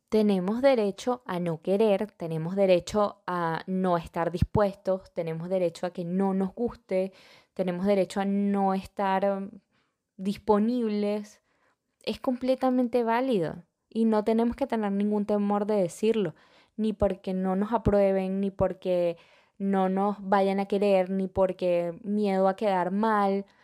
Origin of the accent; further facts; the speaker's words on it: Venezuela; moved away; yo soy venezolana